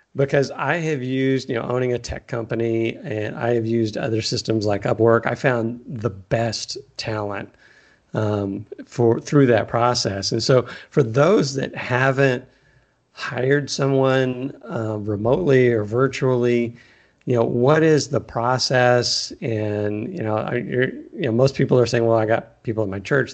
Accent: Texas, United States; also born or lived in California; now in Arizona, United States; I am from Texas and moved to California for a long time and now I'm in Arizona

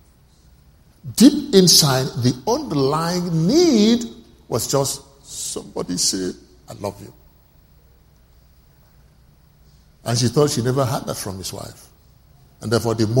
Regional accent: Oron, Akwa Ibom, Nigeria; I'm speaking English, but I'm not an Englishman. I'm a typical Nigerian from Oron.

